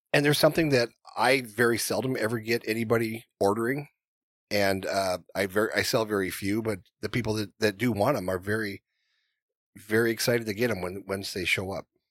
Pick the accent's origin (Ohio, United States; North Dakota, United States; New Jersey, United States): North Dakota, United States; I grew up in North Dakota